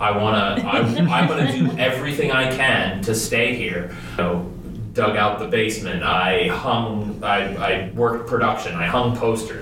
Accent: just outside of Concord, New Hampshire, United States; I grew up in the center of New Hampshire, just outside of Concord

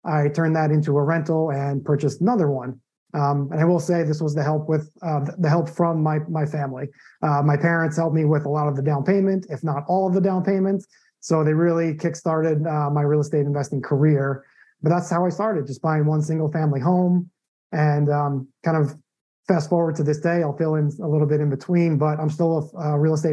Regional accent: Long Island, New York, United States; moved away as an adult; also born or lived in Arizona / San Diego / Phoenix, Arizona; now in Tampa, United States; I'm originally from New York, you know, born and raised in Long Island

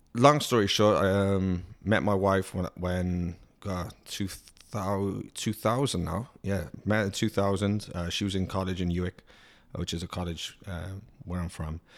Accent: Cardiff, Wales, United Kingdom; moved away; born and raised in Cardiff City. in Wales, which is a capital

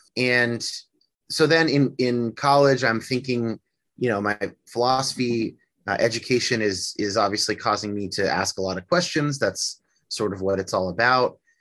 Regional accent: near San Francisco, Northern California, United States; now in Seattle, United States; I grew up in California, uh, in Northern California. Not, I didn't grow up in Hollywood. I grew up near San Francisco

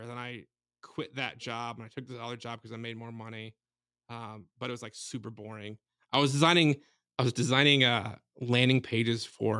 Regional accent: Chicago, Illinois, United States; also born or lived in Michigan / Iowa; A Chicago area.

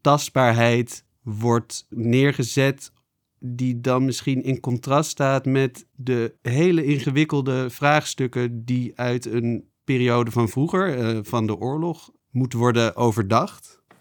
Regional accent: Netherlands; wij als Nederlanders

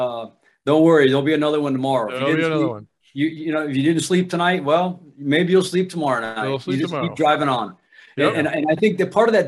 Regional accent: Ohio, United States; I'm from Ohio

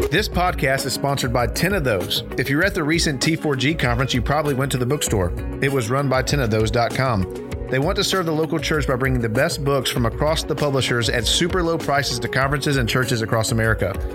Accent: Dallas, Texas, United States; We grew up in Dallas

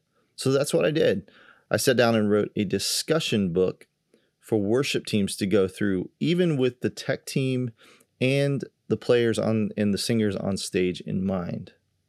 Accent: Kansas, United States; And we go way back to one of the churches I grew up in Kansas.

